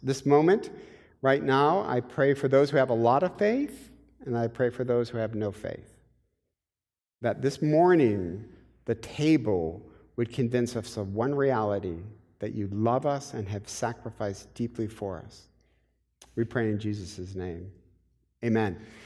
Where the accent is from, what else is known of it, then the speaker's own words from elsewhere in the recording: Michigan, United States; I'm from Michigan